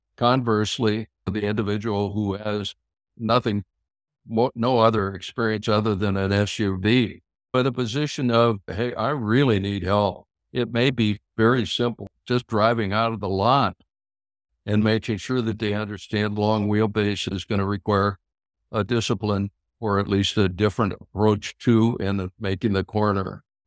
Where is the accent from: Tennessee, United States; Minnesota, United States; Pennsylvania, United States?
Minnesota, United States; I'm from Minnesota